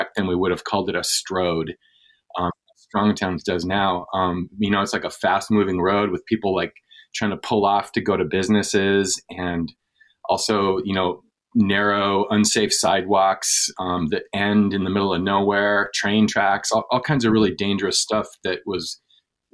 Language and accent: English; Anchorage, Alaska, United States; moved away as an adult; also born or lived in New York City, United States; now in West Hartford, United States; Anchorage is one of those funny places that has this amazing like linguistic and cultural diversity. Not a lot of people know that, but there's more than 100 languages spoken in the school district in Anchorage. It was where I grew up